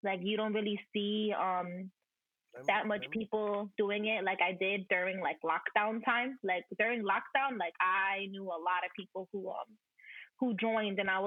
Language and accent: English; Perth Amboy, New Jersey, United States; I'm from Perth Amboy